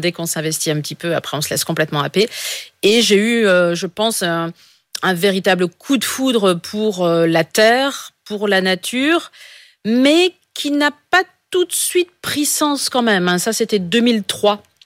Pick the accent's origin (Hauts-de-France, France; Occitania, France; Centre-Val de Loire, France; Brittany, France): Hauts-de-France, France; Pas-de-Calais; je suis du Pas-de-Calais, donc dans, le Nord, on a quand même cette valeur euh, fortement chevillée au corps